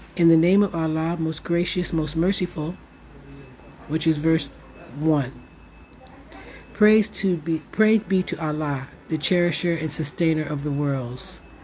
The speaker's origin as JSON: {"language": "English", "country": "United States", "moved": "yes", "lives_now": "Morocco", "said": "Being an American Muslim, living here in Morocco"}